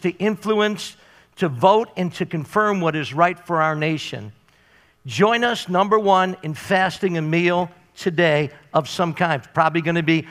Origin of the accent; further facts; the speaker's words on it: Canada; my right as a Canadian citizen